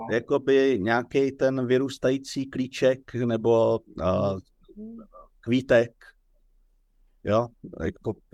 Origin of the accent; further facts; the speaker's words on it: Roudnice nad Labem, Ústí nad Labem Region, Czechia; born there; narodil jsem se v Roudnici toho a toho roku.